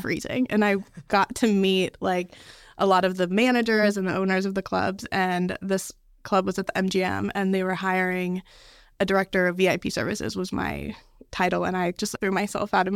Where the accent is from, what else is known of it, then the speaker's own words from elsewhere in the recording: Las Vegas, Nevada, United States; moved away; also born or lived in Dallas; Yeah, so I actually grew up in Las Vegas. I was born and raised in Vegas.